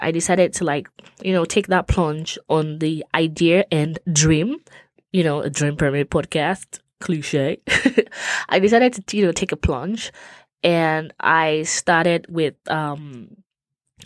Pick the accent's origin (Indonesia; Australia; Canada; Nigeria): Nigeria; now in United States; I'm from Nigeria, but currently reside in the US with my family